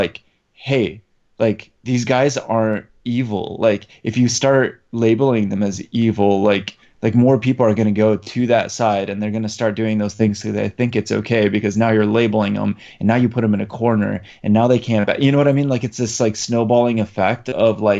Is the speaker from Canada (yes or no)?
no; Poland; moved away; I'm originally from Poland